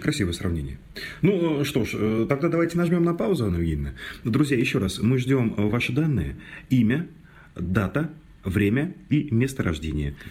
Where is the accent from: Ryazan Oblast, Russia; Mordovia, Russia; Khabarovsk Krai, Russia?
Mordovia, Russia; у нас в Мордовии, я из Мордовии родом